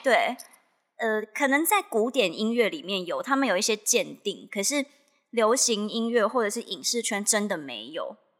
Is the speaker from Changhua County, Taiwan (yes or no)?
no; Miaoli County, Taiwan; 我是苗栗的学校嘛